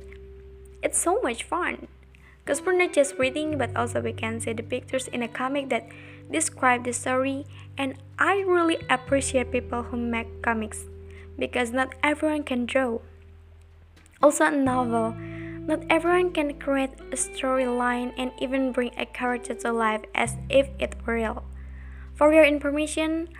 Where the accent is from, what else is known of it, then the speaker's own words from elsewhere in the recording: Indonesia; also born or lived in Jakarta; I was born in Jakarta June 11, 2002, but I live in Pamulian village with my grandma and my grandpa since I was 5 years old